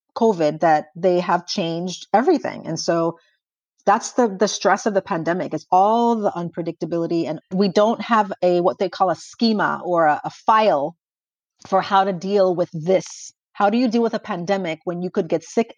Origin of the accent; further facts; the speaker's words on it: St. Croix, U.S. Virgin Islands; moved away as an adult; also born or lived in Buffalo, New York / Indiana / Ohio / California; now in San Antonio, United States; I'm originally from St. Croix in the U.S. Virgin Islands. I was born and raised there and didn't come to the States until 18